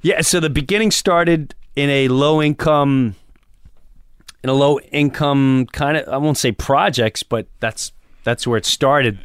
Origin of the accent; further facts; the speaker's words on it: Long Island, New York, United States; moved away; also born or lived in Florida; I grew up in Long Island, and Long Island, I started in high school in rock clubs.